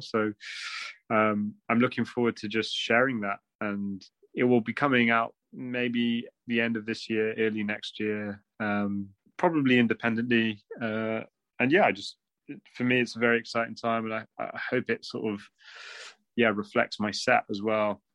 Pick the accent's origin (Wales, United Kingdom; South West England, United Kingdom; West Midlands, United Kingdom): South West England, United Kingdom; Bristol; I'm from a Punjabi family, and uh, I grew up in Bristol